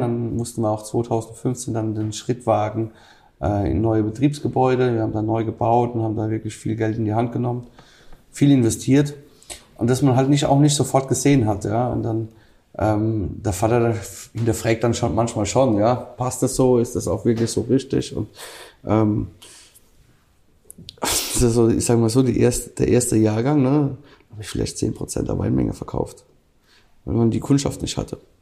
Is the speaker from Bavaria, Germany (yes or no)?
no; Rhineland-Palatinate, Germany